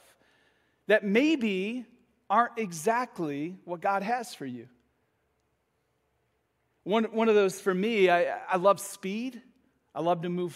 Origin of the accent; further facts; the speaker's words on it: Michigan, United States; moved away as an adult; now in Florida, United States; I'm from Michigan.